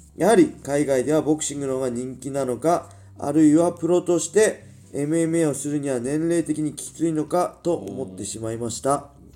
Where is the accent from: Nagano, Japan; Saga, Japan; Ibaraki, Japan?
Ibaraki, Japan; born or raised there; accent: Ibaraki dialect